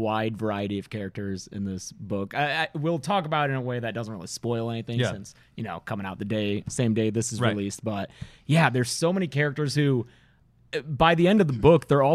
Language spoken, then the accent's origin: English; Detroit, Michigan, United States; moved away; We're from Michigan, the Detroit area